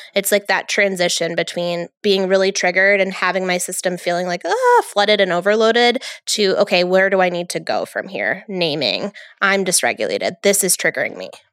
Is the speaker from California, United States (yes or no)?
no; New York, United States; I'm from New York